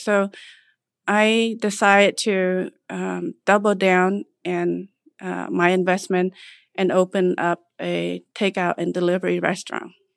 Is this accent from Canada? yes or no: no; Cambodia; also born or lived in Nebraska, United States; now in United States; I was born in Cambodia, and came here to United State, uh, after surviving the genocide in nineteen seventy-nine.